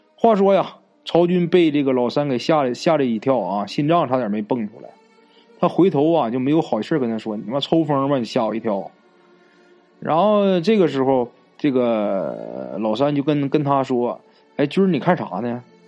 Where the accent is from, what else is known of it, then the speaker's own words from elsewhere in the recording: Northeast China, China; accent: Northeastern; 咱们东北话啊，就是外婆的意思